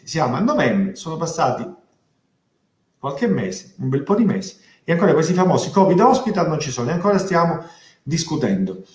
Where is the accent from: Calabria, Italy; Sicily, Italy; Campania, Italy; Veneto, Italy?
Calabria, Italy; also born or lived in Rome; io come molti calabresi ho avuto la fortuna e la possibilità di andare a studiare fuori, io sono laureato a Roma, ma ho avuto anche la fortuna ancora più grande di avere la possibilità di rientrare nella mia terra